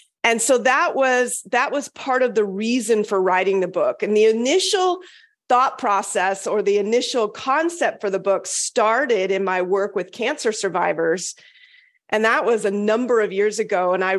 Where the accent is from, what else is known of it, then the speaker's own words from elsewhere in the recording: Okinawa, Japan; born there; My dad was in the Air Force. I was born in Okinawa, actually.